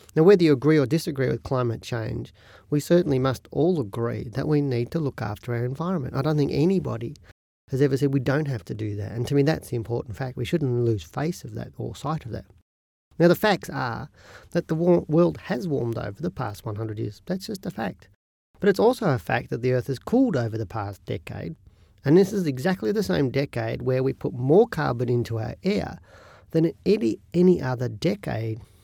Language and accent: English; Australia; We're Australian